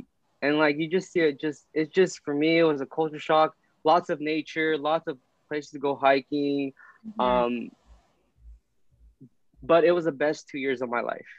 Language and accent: English; Poplar, California, United States; also born or lived in Guam / Hawaii / Porterville, California; in Guam, then moved to Hawaii, then came back to Porterville. Actually, when I came back to Porterville, I actually grew up in a rural area about 10 miles west of Porterville called Poplar. So shout out Poplar, California.